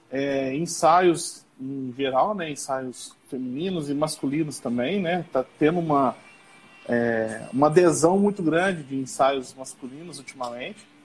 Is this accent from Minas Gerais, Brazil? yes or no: yes; Passos, Minas Gerais, Brazil; Eu sou aqui da cidade de Passos, Minas Gerais. É, minha cidade fica uns 40 minutos, mais ou menos, da cidade de Capitólio.